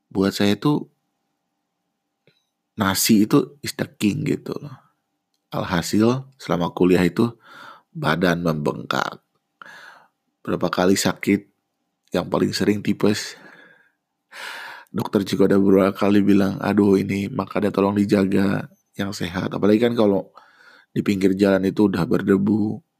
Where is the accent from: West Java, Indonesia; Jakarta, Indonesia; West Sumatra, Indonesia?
West Java, Indonesia; Bandung; also born or lived in Depok; Kebetulan kan saya lahir dan besar di Bandung. Sementara saya kuliah satunya di UI di Depok.